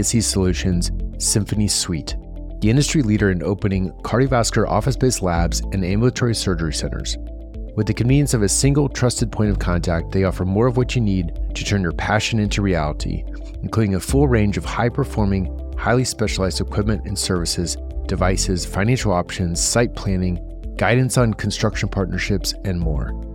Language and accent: English; Columbus, Ohio, United States; moved away; I'm from Columbus